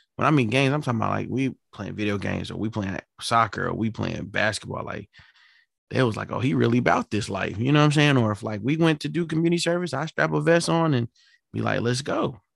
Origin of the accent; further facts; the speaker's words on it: New York City, New York, United States; moved away; I'm from New York City